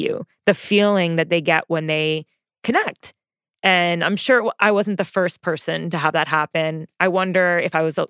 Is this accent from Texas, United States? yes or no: no; New Jersey, United States; accent: Jersey; I sound like I'm from Jersey